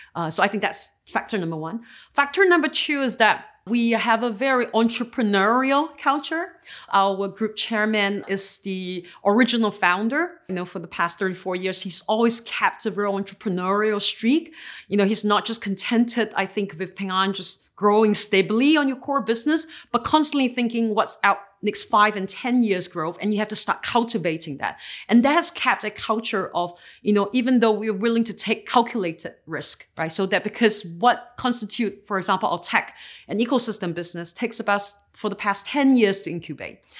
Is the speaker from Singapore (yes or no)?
yes; Singapore; I was born and raised in Singapore